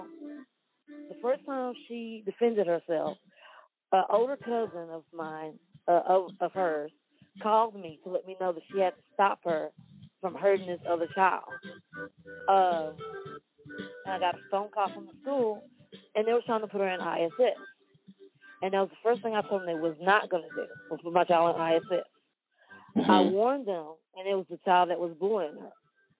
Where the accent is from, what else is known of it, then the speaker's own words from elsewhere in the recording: Wortham, Texas, United States; I grew up in Wortham. I graduated from Wortham.